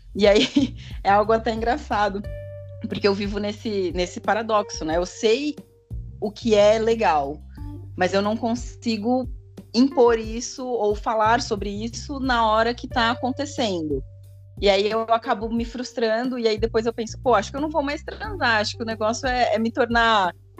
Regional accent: São Paulo, Brazil; eu sou de São Paulo, capital

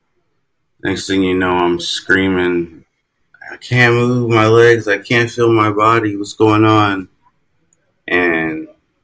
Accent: California, United States; also born or lived in Minnesota; now in Houston, United States; I'm originally from California, and I live in Houston, Texas now.

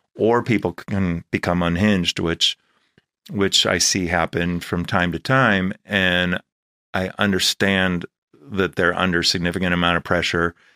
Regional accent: Los Angeles, California, United States; also born or lived in Chicago / Valley Village; I was born here in Panorama City, and my family lived here

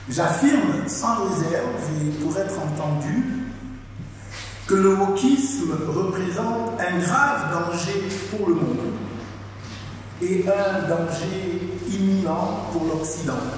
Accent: Paris region, Île-de-France, France; moved away as an adult; also born or lived in United States; now in Gabon; j'ai 51 ans. Je suis né ici en France de parents gabonais. J'ai passé une très grande partie de ma vie ici, en fait dans la région parisienne.

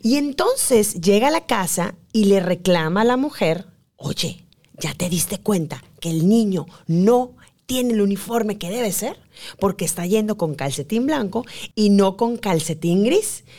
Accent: Yucatán, Mexico; somos nosotras las yucatecas

